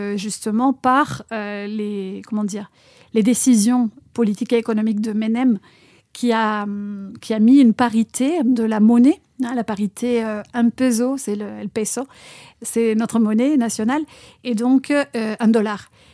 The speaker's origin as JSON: {"language": "French", "country": "Argentina", "tie": "born or raised there", "second_language": "French", "moved": "as an adult", "lives_now": "France", "said": "mon pays natal, l'Argentine"}